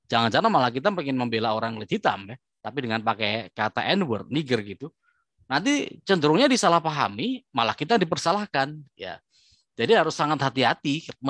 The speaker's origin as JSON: {"language": "Indonesian", "country": "Indonesia", "said": "kalau misalnya kita saya orang Asia ini ya, orang Indonesia gitu."}